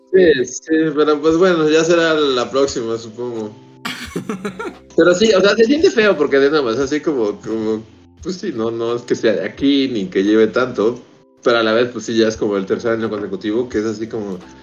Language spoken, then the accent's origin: Spanish; Mexico City, Mexico; moved away as an adult; Yo llevo siendo chilango toda mi vida